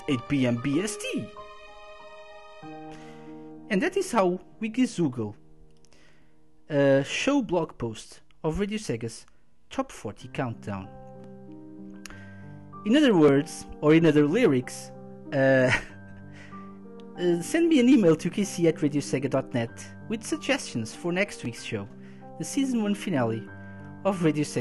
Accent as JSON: {"language": "English", "country": "Portugal", "said": "I'm from Portugal"}